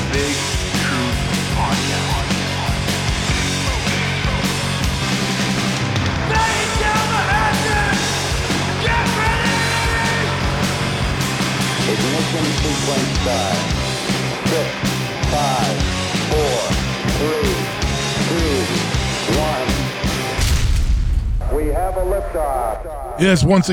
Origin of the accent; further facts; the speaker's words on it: Boston, Massachusetts, United States; I'm from Boston.